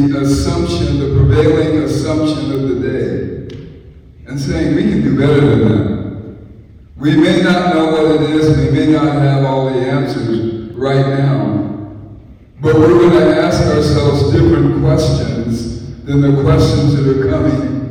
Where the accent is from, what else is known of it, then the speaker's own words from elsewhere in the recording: San Francisco, California, United States; I'm from San Francisco, California